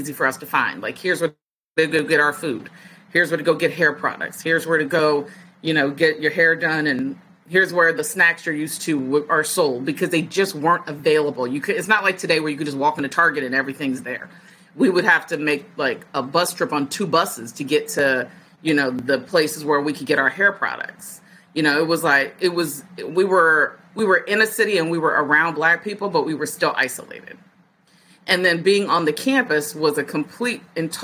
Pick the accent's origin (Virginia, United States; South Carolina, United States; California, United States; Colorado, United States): Virginia, United States; born or raised there; moved away as an adult; also born or lived in Detroit, Michigan / Pennsylvania / Minnesota